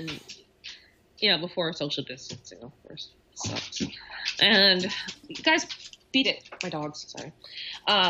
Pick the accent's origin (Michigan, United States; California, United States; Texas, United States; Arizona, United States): California, United States; Los Angeles; moved away as an adult; also born or lived in Boston, United States; now in New Hampshire, United States; I grew up in Hollywood, for God's sake, and most of my family are in the business